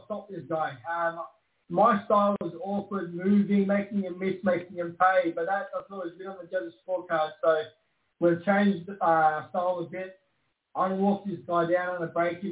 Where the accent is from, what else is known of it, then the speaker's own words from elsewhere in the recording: Brisbane, Queensland, Australia; also born or lived in Melbourne; my hometown in Brisbane, Queensland, Australia